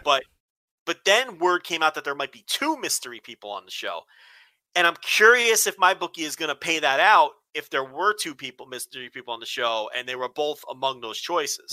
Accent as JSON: {"language": "English", "region": "New Jersey", "country": "United States", "tie": "born or raised there", "said": "growing up in New Jersey"}